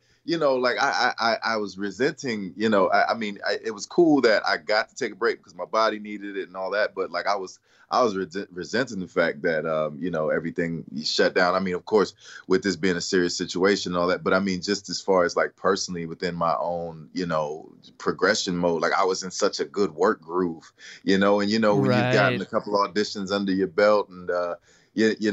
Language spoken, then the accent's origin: English; Willingboro, New Jersey, United States; also born or lived in Camden, New Jersey; now in Los Angeles, United States; I was raised in Willingboro, New Jersey, and I was born in Camden, New Jersey.